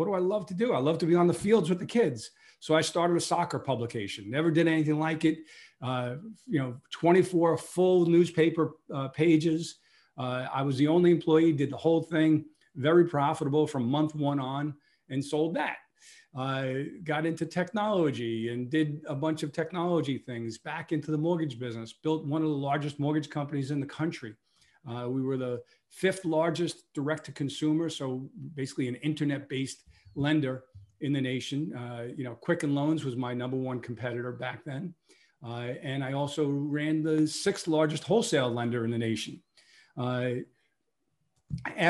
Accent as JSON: {"language": "English", "town": "New York City", "region": "New York", "country": "United States", "tie": "born or raised there", "said": "I was born in Brooklyn, New York"}